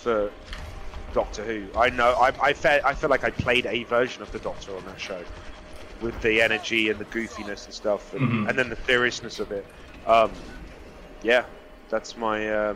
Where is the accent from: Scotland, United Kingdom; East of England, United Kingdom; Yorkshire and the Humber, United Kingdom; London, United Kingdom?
London, United Kingdom; moved away; I'm from London